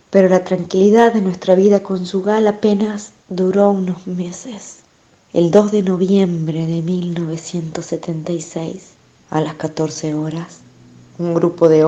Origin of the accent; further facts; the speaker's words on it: San Miguel de Tucumán, Tucumán, Argentina; also born or lived in Salamanca, Spain; Nací en Salamanca, España, en 1953. Mi familia emigró a Argentina cuando yo era una pequeña niña en busca de mejores perspectivas de vida. Nos instalamos en San Miguel de Tucumán, en el norte argentino.